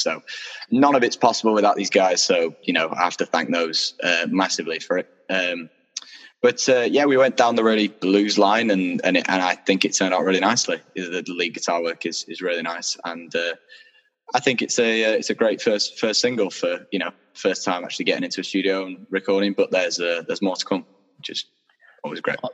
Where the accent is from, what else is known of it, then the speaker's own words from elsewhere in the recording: Doncaster, Yorkshire and the Humber, United Kingdom; also born or lived in Sheffield; I was born and raised in Doncaster